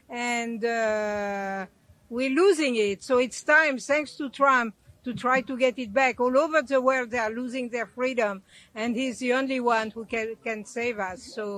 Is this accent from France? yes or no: yes; France; also born or lived in Hungary; now in United States; I fled Hungary when it became communist. And then was raised in France, who became totally socialist and came to America to find freedom.